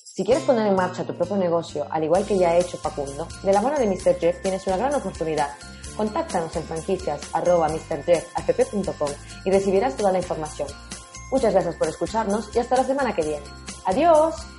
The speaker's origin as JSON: {"language": "Spanish", "country": "Peru", "said": "que soy peruana"}